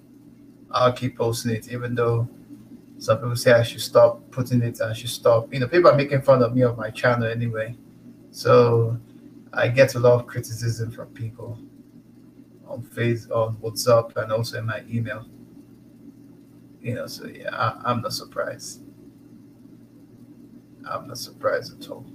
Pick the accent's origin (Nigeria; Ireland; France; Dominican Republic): Nigeria; now in Canada; I'm from the Igbo tribe. I'm Nigerian. Born, bred, raised, everything in the continent.